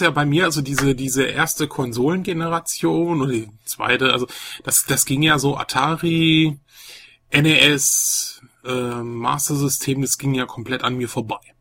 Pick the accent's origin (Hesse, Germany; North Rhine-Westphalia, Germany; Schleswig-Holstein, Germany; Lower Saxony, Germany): North Rhine-Westphalia, Germany; Velbert; bei uns in Felbert so ein Laden